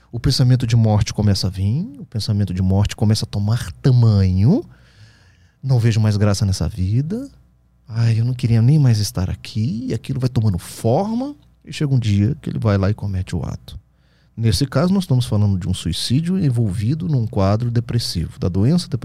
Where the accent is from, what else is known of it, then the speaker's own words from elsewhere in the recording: Brasília, Federal District, Brazil; É, eu sou de Brasília.